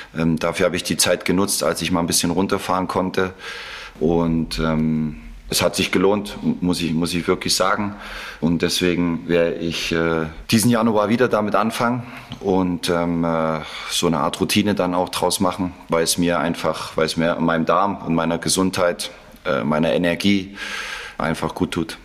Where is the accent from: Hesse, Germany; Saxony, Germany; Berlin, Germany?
Saxony, Germany; Leipzig; moved away as an adult; also born or lived in Mainz / Salzburg / Mönchengladbach / Dortmund; Das ist meine Heimat. Ich bin äh, in Leipzig geboren, habe 19, 20 Jahre dort äh, gelebt, bin aufgewachsen